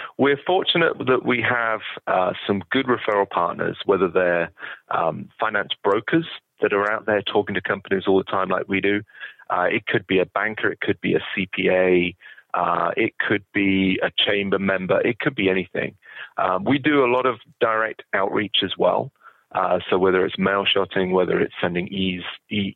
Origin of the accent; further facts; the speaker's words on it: United Kingdom; moved away as an adult; now in United States; I was in the UK and I'd been working for a bank